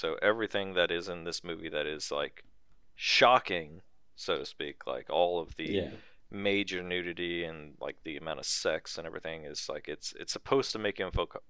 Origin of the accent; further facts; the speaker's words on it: California, United States; we're from California.